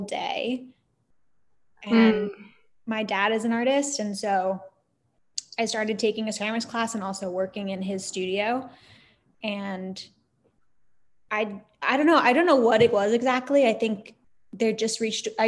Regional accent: Los Angeles, California, United States; I'm based in Los Angeles, actually. Okay. We moved here when I was 8, so I just say I grew up here

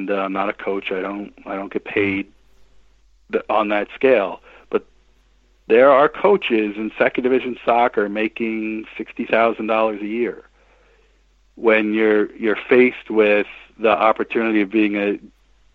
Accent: Williamsport, Pennsylvania, United States; I played Little League baseball starting when I was a little kid growing up in Williamsport, Pennsylvania

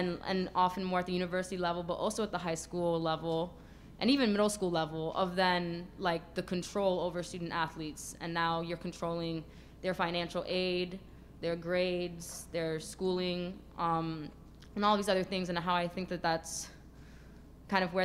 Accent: New York City, New York, United States; I'm from New York City

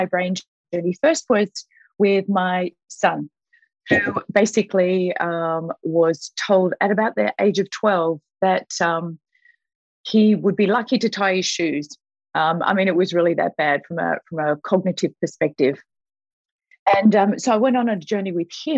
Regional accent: Australia; moved away as an adult; also born or lived in Vancouver; we, as an Australian, we moved to Vancouver for Jakey, our son

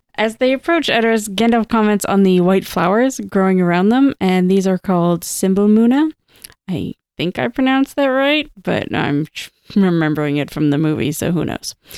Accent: Toronto, Ontario, Canada; moved away; I grew up in Toronto

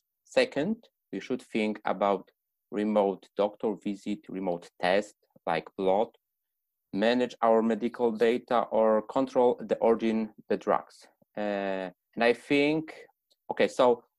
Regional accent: Poland; also born or lived in Poznań; I come from Poland and I'm staying at Poznań right now.

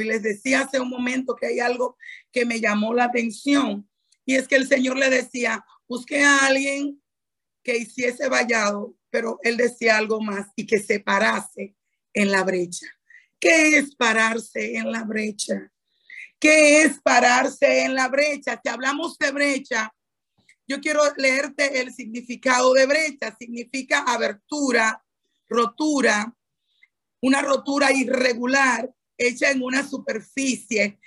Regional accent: Dominican Republic; tú y yo no solamente somos dominicanas

